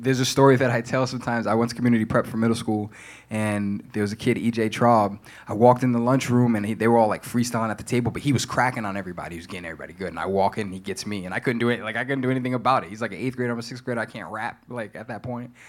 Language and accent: English; Providence, Rhode Island, United States; Born and raised in Providence.